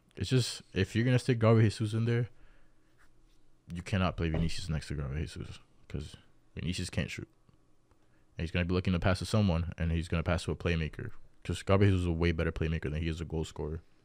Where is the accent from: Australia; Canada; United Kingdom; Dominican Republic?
Dominican Republic; I'm from Dominican Republic